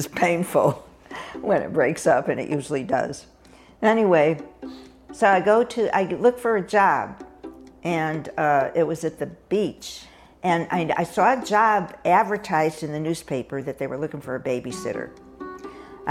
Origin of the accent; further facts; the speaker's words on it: Hartford, Connecticut, United States; moved away as an adult; I grew up in Hartford, Connecticut, where I spent the first 18 years of my life and never moved back after